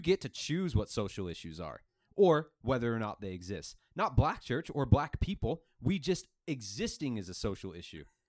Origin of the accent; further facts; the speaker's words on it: Mesa, Arizona, United States; growing up in Northeast Mesa